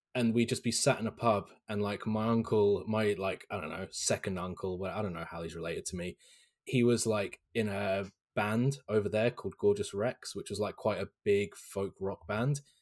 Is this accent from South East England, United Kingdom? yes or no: yes; Hampshire, South East England, United Kingdom; where I was born in Hampshire in South England